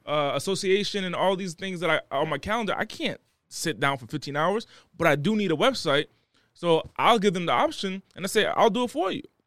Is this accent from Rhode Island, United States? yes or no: yes; Rhode Island, United States; moved away; also born or lived in Los Angeles; I was raised o-, over there.